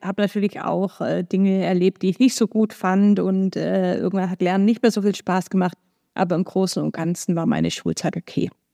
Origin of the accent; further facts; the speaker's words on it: Stuttgart, Baden-Württemberg, Germany; moved away as an adult; also born or lived in Ulm / United States; now in Hamburg, Germany; Geboren bin ich in Stuttgart, wie man mir vielleicht auch anhört. Also aus Baden-Württemberg komme ich, bin da auch aufgewachsen